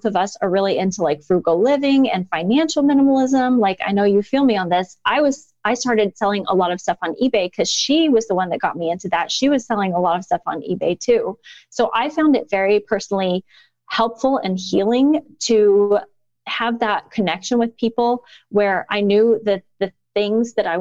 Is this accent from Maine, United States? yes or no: no; Indiana, United States; moved away as an adult; also born or lived in China; I was back in my home state of Indiana